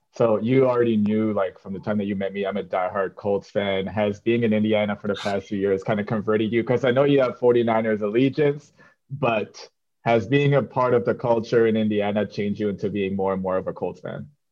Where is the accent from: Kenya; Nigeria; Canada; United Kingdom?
Canada; moved away; growing up in Canada